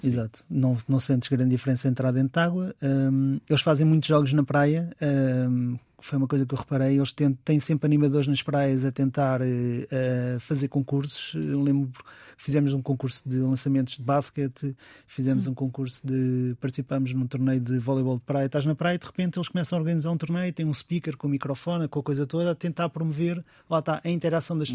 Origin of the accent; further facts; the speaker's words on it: Portugal; como os portugueses que somos